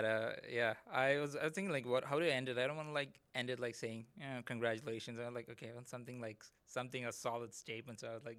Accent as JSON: {"language": "English", "country": "Saudi Arabia", "tie": "born or raised there", "said": "I grew up in Saudi Arabia. So my childhood, my friends and everything was like already international."}